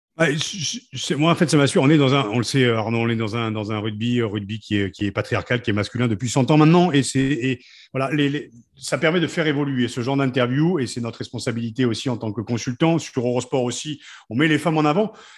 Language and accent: French; Picardy, Hauts-de-France, France; Je suis Picard